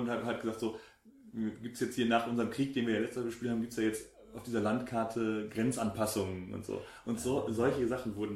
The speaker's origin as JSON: {"language": "German", "area": "Lower Franconia", "region": "Bavaria", "country": "Germany", "said": "Nordbayern, genau. Unterfranken, da wo ich herkomme."}